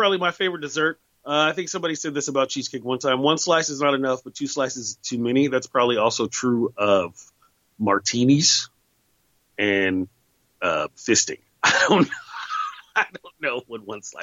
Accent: the Bay Area, California, United States; also born or lived in Oakland; I grew up in the Bay Area. I lived in Oakland for a while.

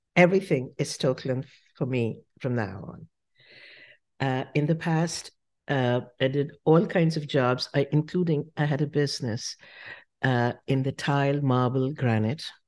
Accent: Shimla, Himachal Pradesh, India; moved away as an adult; now in United States; I grew up in Simla

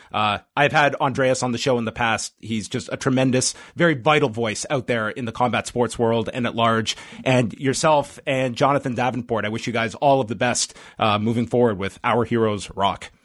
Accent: Canada; being a Canadian

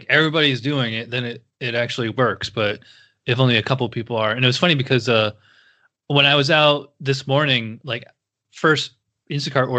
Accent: upstate New York, United States; I'm from upstate New York

